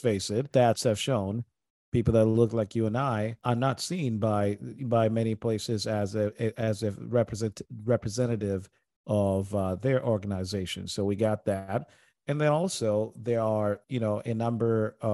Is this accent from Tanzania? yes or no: yes; Tanzania; moved away; I grew up in Tanzania, and I grew up around Arab culture, you know, Eastern culture